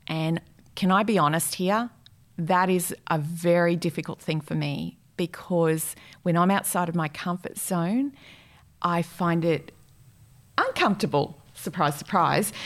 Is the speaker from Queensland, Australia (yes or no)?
yes; Brisbane, Queensland, Australia; moved away as an adult; also born or lived in Rockhampton / Sydney; now in Perth, Australia; I'm originally from Brisbane, born in Rockhampton